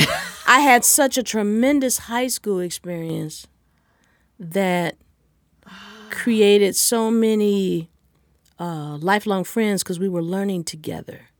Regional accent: Los Angeles, California, United States; I'm from Los Angeles

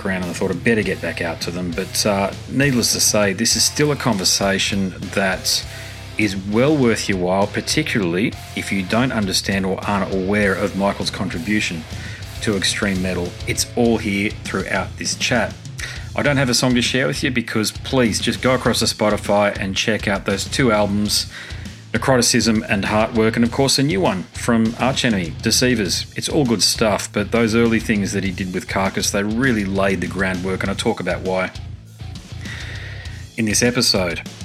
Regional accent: Australia; my home country

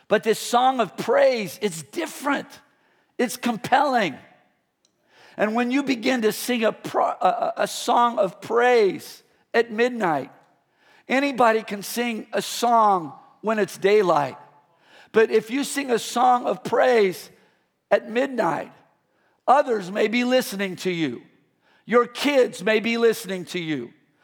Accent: Midwest, United States; born there; I was born in the Midwest. So we moved here to the Bay Area.

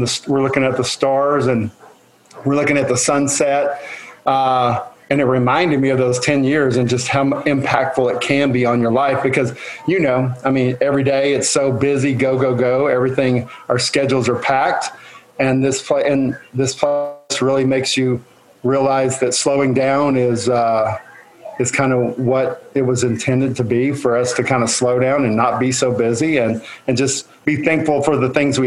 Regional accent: Western Texas, United States; moved away as an adult; now in Oklahoma, United States; I was born and raised in Western Texas, which is a lot like Western Oklahoma

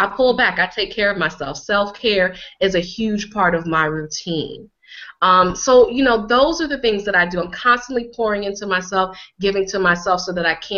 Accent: Connecticut, United States; here I am a black girl, and I grew up in Connecticut

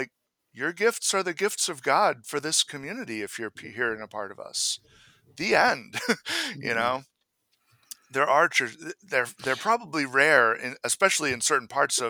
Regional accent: Maine, United States; My wife and I actually made the choice that we can't attend the church I grew up in Maine. When we were back for summers, you know, visiting my family, we would often go there

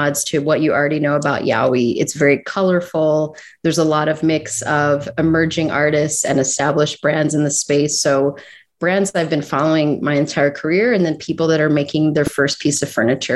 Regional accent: Philadelphia, Pennsylvania, United States; I'm from South Philly, so very proud to be down there. And I've been going to South Street my whole life.

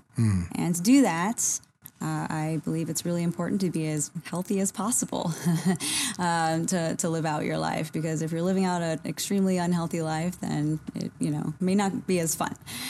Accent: South Louisiana, United States; moved away as an adult; So, I grew up in South Louisiana.

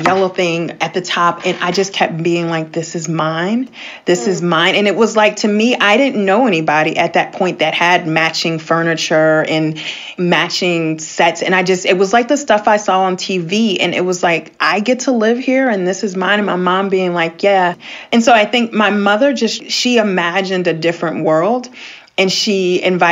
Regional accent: Washington, District of Columbia, United States; We grew up in the Washington, D.C. area

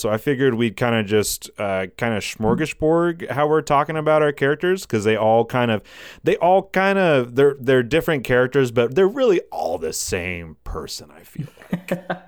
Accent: Walhalla, South Carolina, United States; I grew up here in South Carolina. I grew up, uh, in little old town called Wahala.

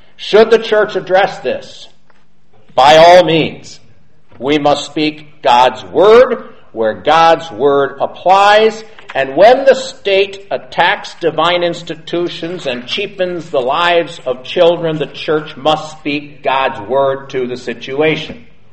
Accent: United States; I'm an American.

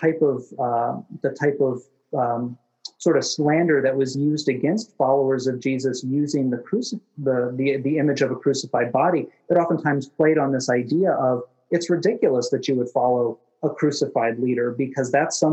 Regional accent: United States; as an American citizen

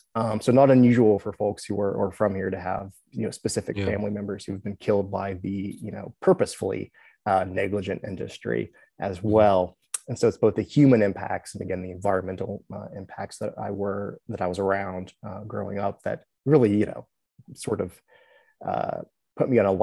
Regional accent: Buchanan, West Virginia, United States; born or raised there

